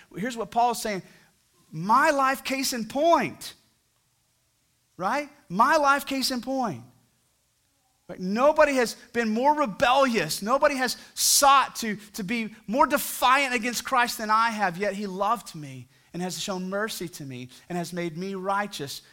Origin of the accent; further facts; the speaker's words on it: near Fort Worth, Texas, United States; now in Fort Worth, United States; I'm close to my hometown where I grew up